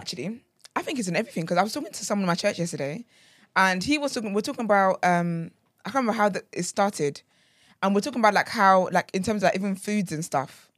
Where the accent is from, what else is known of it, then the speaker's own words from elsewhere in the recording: Nigeria; moved away; I grew up in Nigeria